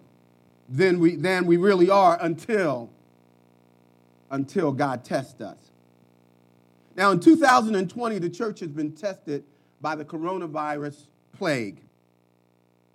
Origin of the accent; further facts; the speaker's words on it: Philadelphia, Pennsylvania, United States; I'm from North Philly